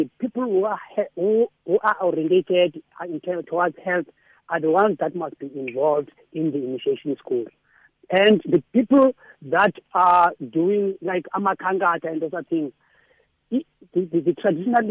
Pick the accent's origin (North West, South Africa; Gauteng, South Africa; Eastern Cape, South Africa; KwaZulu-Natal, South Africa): Eastern Cape, South Africa; now in Western Cape, South Africa; I'm a man from the Eastern Cape